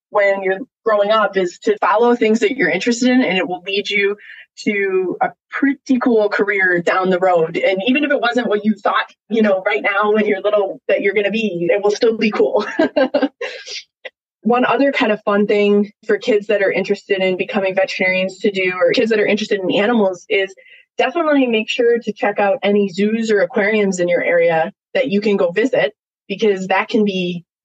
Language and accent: English; Wisconsin, United States; now in Washington, United States; I grew up in Wisconsin